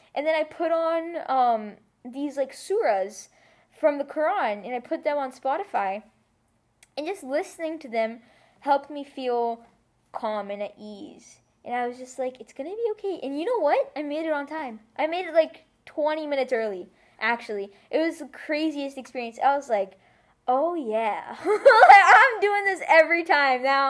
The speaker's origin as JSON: {"language": "English", "country": "United States", "tie": "born or raised there", "also_born_or_lived": "United Arab Emirates / India (ancestry)", "said": "my experience as a Muslim growing up in America"}